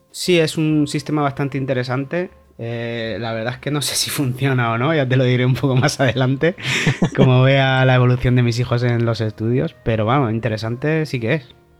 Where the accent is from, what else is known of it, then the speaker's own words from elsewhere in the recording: Callosa de Segura, Valencian Community, Spain; moved away as an adult; also born or lived in Torrevieja; now in Gothenburg, Sweden; soy de Alicante, de un pueblecito casi colindando con Murcia, que se llama Callosa de Segura, aunque he vivido mucho en Torrevieja.